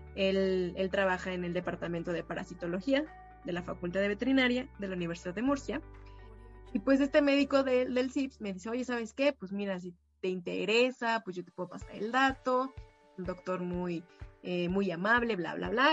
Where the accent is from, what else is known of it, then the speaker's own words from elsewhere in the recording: Mexico; como mexicana y dos como orgullosa universitaria de la FMBZ